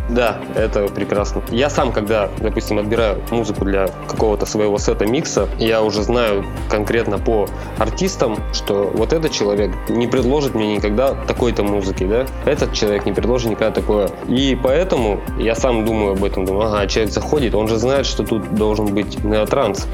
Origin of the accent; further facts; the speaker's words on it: Nizhny Tagil, Sverdlovsk Oblast, Russia; в моем родном городе, это Нижний Тагил